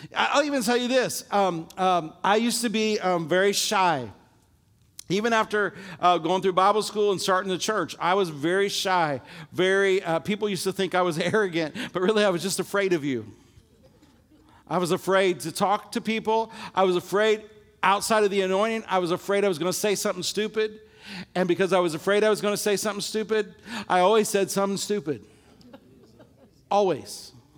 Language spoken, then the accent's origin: English; Illinois, United States; my little high school that I grew up in Illinois